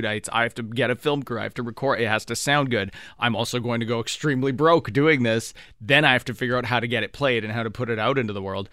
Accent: Thunder Bay, Ontario, Canada; moved away as an adult; also born or lived in Ottawa; it was the first city I moved to outside of Thunder Bay

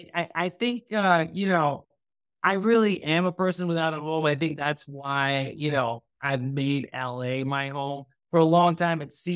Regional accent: Thailand; also born or lived in United States; I am Pakistani, but I grew up in Thailand, but I was born in the U.S. I've lived all over the U.S., right?

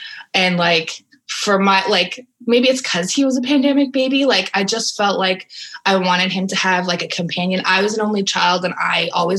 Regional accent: Alberta, Canada; also born or lived in United States; now in Ottawa, Canada; I've moved around a bunch. I'm from Alberta. I've lived in the States for a while, but I moved to Ottawa for my master's

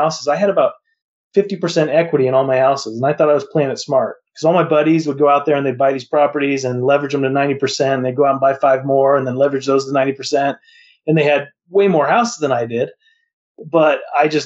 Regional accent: Montana, United States; moved away; also born or lived in Las Vegas / Arizona / Utah; I grew up in Montana, and I moved to Las Vegas to become an appraisal intern

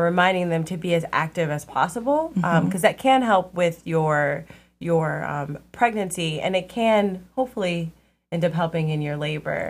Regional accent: Columbus, Ohio, United States; I'm actually originally from Columbus as well.

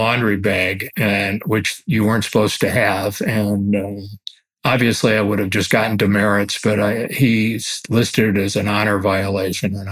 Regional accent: Cleveland Heights, Ohio, United States; I am an Ohio boy. I was born and raised in Cleveland Heights

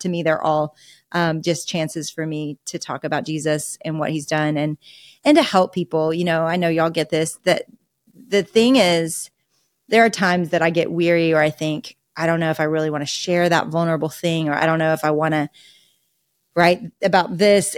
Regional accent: Arkansas, United States; I am a deep Razorback raised in Arkansas and went to the University of Arkansas

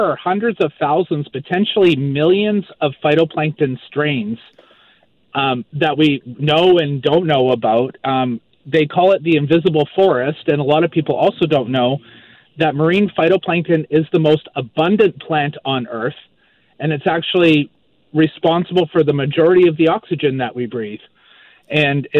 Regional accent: Maple Ridge, British Columbia, Canada; born or raised there; moved away as an adult; also born or lived in Vancouver Island; now in Moncton, Canada

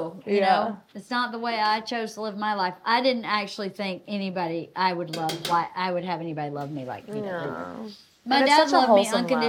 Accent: Georgia, United States; No, I was born in Georgia.

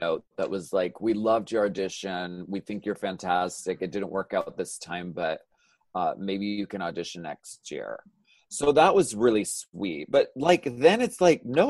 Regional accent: Pennsylvania, United States; I'm from Pennsylvania

